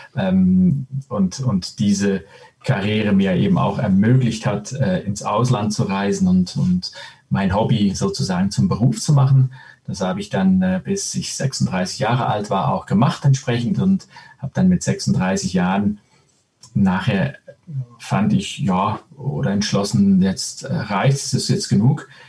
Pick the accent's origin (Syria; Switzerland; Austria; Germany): Switzerland; moved away as an adult; also born or lived in Spain; geborener äh, Spanier, aufgewachsen in der Schweiz mit italienischen Nachbarn